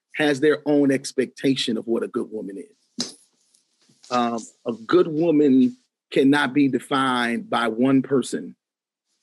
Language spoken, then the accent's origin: English; Grand Rapids, Michigan, United States; the Grand Rapids Symphony Orchestra actually gives an award away every February to a community leader in my hometown